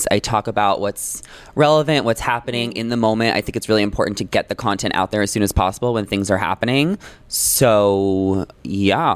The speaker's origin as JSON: {"language": "English", "area": "Long Island", "region": "New York", "country": "United States", "tie": "born or raised there", "moved": "as an adult", "lives_now": "Los Angeles, United States", "said": "I grew up in Long Island."}